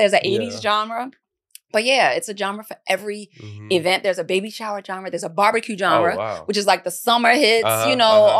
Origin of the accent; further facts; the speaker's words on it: East Coast, United States; It's now I'm from the East Coast, so my family act like fools.